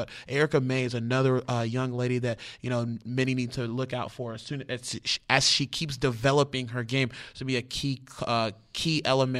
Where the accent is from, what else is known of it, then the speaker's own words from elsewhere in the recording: Houston, Texas, United States; moved away; I'm from Houston, too, and I keep telling everybody around here, that's where all the ballers rise, is Houston, Texas.